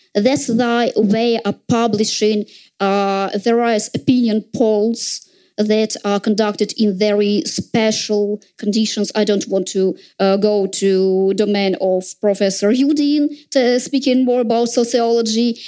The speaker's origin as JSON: {"language": "English", "region": "Saint Petersburg", "country": "Russia", "tie": "born or raised there", "said": "in St. Petersburg, in my hometown"}